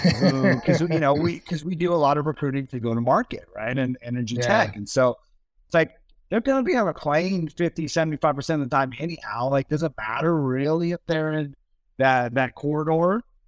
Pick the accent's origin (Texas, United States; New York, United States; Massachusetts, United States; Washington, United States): Washington, United States; Seattle; now in Austin, United States; I'm born and raised in Seattle.